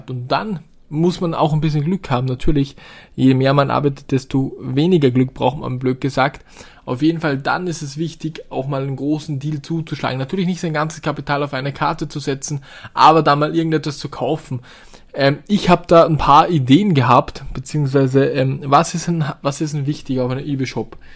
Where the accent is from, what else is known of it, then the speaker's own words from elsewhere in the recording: Austria; bei uns in Österreich Gott sei Dank riesengroße Bauern, die auch Hallen haben, die komplett leer stehen.